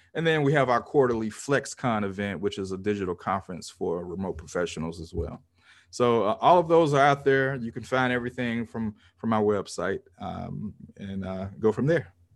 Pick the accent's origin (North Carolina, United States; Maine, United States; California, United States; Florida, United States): Florida, United States; Pensacola; my hometown of Pensacola, Florida